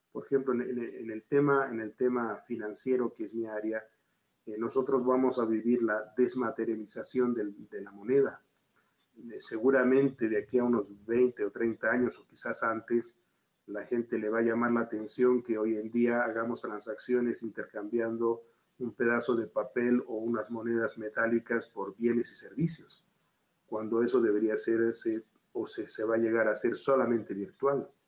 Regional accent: Bolivia; born there; Y yo soy boliviano de nacimiento. Y, ya cuando me tocó volver a mi país, eh, lo valoré. Eh, pude comparar y me quedo en Bolivia.

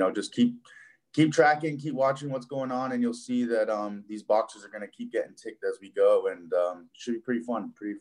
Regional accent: Hong Kong; moved away as an adult; also born or lived in Buffalo, New York / Florida; now in Las Vegas, United States; I was born and raised there

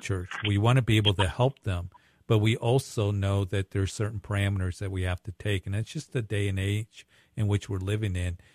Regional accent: Widefield, Colorado, United States; now in Greeley, United States; I grew up down there in Whitefield and, uh, graduated at Whitefield and used to work at Fort Carson

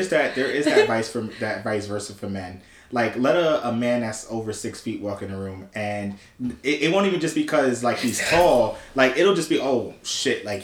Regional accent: New York City, New York, United States; growing up in New York City

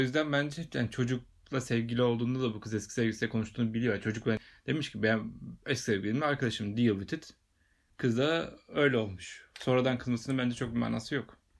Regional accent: Bursa, Turkey; Bursalıyım ben

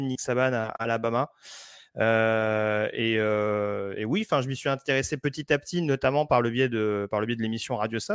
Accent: La Courneuve, Île-de-France, France; j'ai grandi à La Courneuve

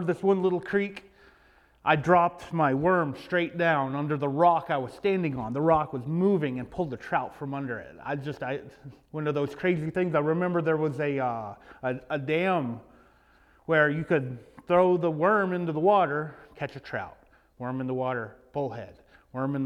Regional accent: Knoxville, Tennessee, United States; I grew up in Knoxville, Tennessee, where I live right now. In fact, I live in the house that I grew up

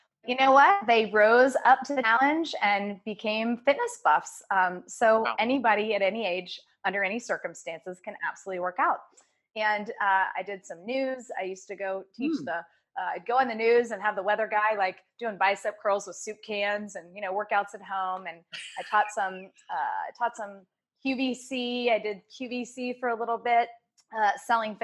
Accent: Virginia Beach, Virginia, United States; I grew up in Virginia Beach, very active from age two.

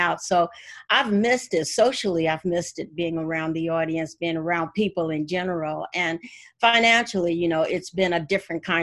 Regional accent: Gary, Indiana, United States; I am from Gary, Indiana

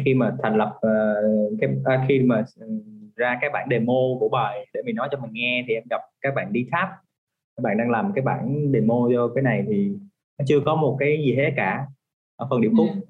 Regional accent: Vietnam; mình là người Việt Nam

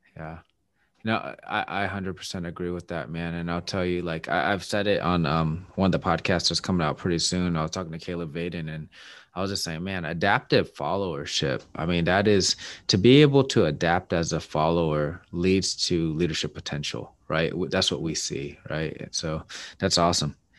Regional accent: Seattle, Washington, United States; my hometown is my Seattle Mariners

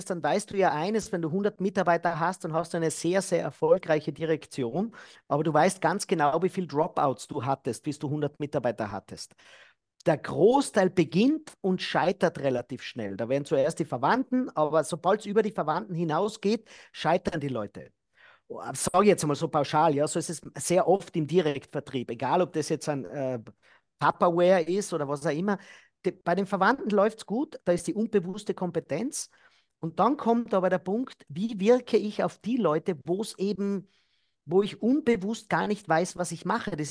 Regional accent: Austria; in Deutschland wird ja da auch in meiner Heimat, in Österreich wird immer wieder gesagt

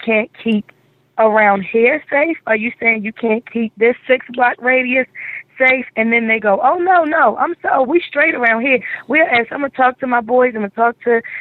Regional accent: Baltimore, Maryland, United States; East Baltimore, Bel Air and Erdman, where I grew up in Zone 16

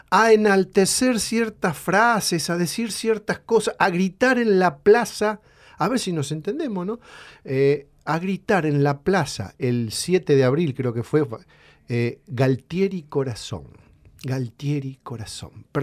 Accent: Ceres, Santa Fe, Argentina; En mi pueblo, en Ceres, en el norte de la provincia, en plena guerra, chicas, en plena guerra, yo trabajaba, era empleado municipal

